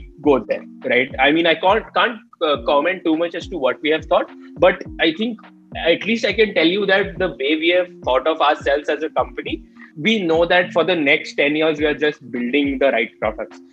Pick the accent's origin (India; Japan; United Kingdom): India; as Indian businesses